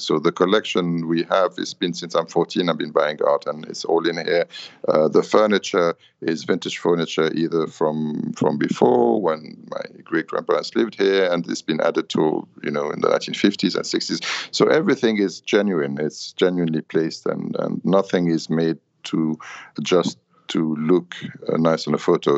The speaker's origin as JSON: {"language": "English", "town": "Paris", "region": "Île-de-France", "country": "France", "tie": "born or raised there", "also_born_or_lived": "London, United Kingdom", "moved": "as an adult", "lives_now": "Beirut, Lebanon", "said": "I'm Lebanese. I was born here. With the war, we grew up in Paris and worked in London"}